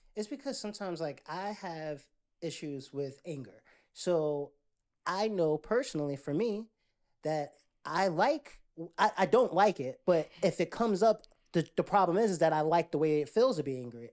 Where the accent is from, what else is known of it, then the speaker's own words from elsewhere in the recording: Jersey City, New Jersey, United States; now in Atlanta, United States; I'm from Jersey City, which now is gentrified, but when I was growing up, they had, um, there was Indian, there was, um, Latinos, blacks